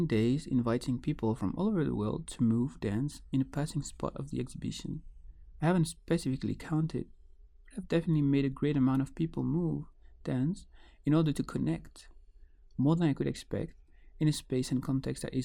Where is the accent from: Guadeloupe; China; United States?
Guadeloupe; Growing up in Guadeloupe, a Caribbean island linked to a European context